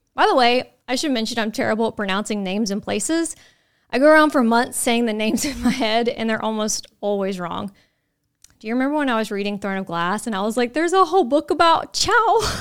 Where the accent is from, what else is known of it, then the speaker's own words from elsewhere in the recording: Nashville, Tennessee, United States; we're from Nashville, so we're gonna try to keep our accents out of pronouncing names